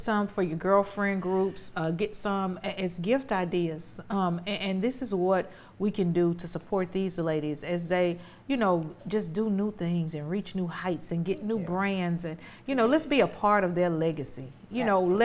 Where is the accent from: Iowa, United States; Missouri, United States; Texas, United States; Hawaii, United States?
Texas, United States; Houston; I'm from Fifth Ward